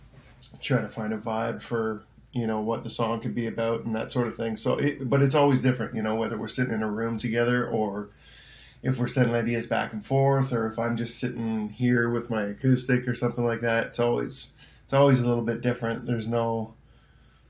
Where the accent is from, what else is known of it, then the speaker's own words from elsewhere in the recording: Peterborough, Ontario, Canada; also born or lived in Nashville; I'm from Peterborough, Canada, which is just, it's about an hour and a half east, northeast of Toronto.